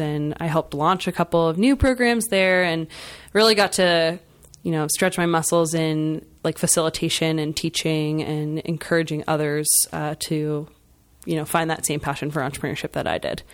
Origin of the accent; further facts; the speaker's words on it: Schnecksville, Pennsylvania, United States; I, um, am from the Lehigh Valley originally. I grew up in Schnexville